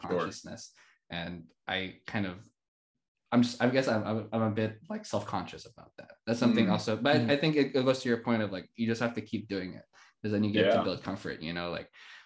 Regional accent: Philippines; moved away as an adult; also born or lived in Montreal, Canada; now in Canada; when I moved from the Philippines to Canada back in 2016

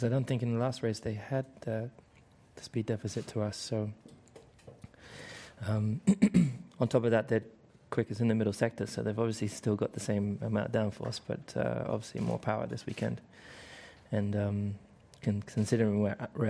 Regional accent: United Kingdom; It doesn't mean I'm not British.

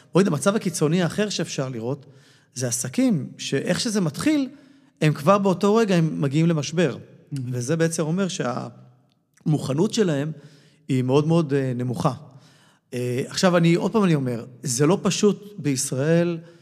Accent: Israel

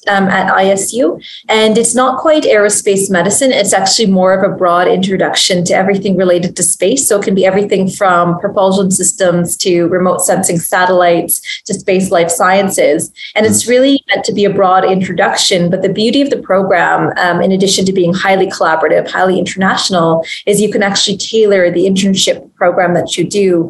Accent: Canada; I'm a Canadian physician.

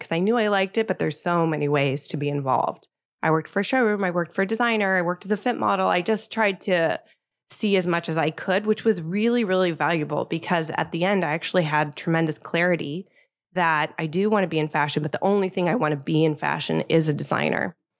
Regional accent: Bay Area, California, United States; moved away as an adult; also born or lived in Paris, France / New York, United States; now in Los Angeles, United States; I grew up in the Bay Area

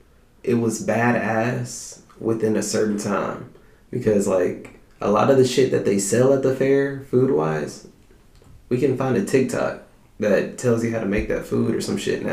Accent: Texas, United States; It's part of being a Texan.

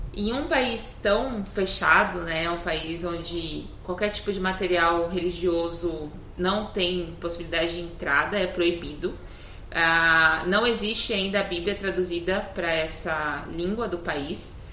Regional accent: São Paulo, Brazil; Eu nasci em São Paulo

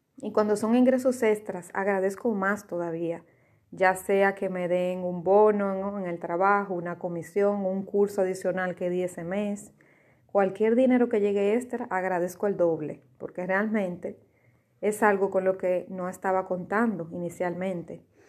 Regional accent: Dominican Republic; yo soy dominicana

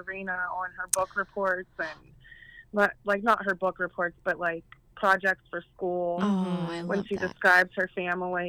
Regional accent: Waynesburg, Pennsylvania, United States; I grew up in Waynesburg

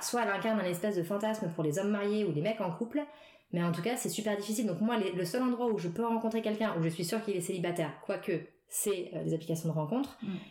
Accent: Paris suburbs, Île-de-France, France; now in Paris, France; j'ai grandi en banlieue parisienne.

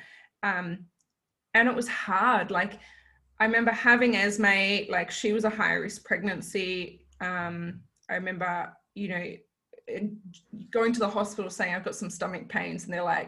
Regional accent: Kalgoorlie, Western Australia, Australia; now in Mandurah, Australia; growing up in Kalgoorlie

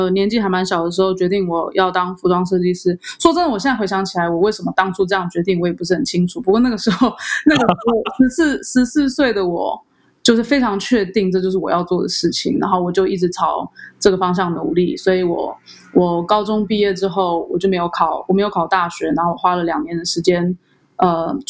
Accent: Taiwan; born there; 可是因为我我我虽然在台湾出生，但是因为我妈妈是美国人，所以我生下来就有美国籍，所以这对我来说是比比较容易的事情。

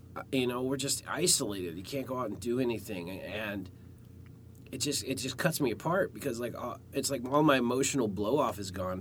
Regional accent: Alaska, United States; I grew up in the Cold War age, uh, like the tail end of the Cold War in Alaska

